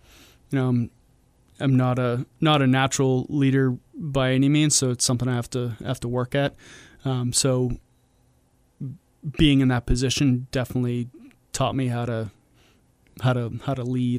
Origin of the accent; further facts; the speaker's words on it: Milford, New Hampshire, United States; I'm from Milford, but, yeah, you know, I'm a New Hampshire boy.